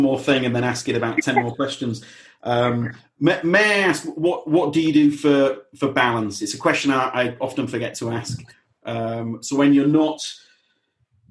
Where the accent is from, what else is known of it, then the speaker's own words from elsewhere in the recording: Yorkshire and the Humber, United Kingdom; moved away; I'm from West Yorkshire. I mean, I don't go back as much as I used to, but I'm from West Yorkshire